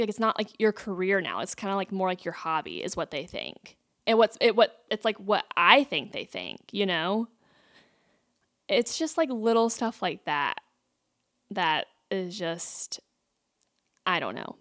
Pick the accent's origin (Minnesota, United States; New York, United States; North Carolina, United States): North Carolina, United States; growing up in North Carolina